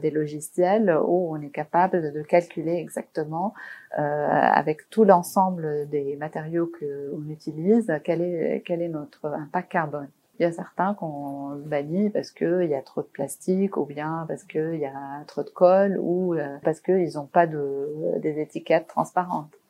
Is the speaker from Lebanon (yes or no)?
yes; Beirut, Beirut Governorate, Lebanon; j'ai grandi à Beyrouth, donc pendant la guerre